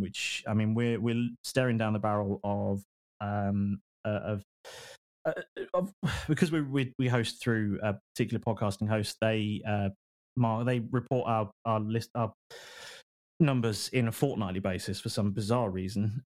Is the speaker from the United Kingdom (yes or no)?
yes; United Kingdom; we're all British guys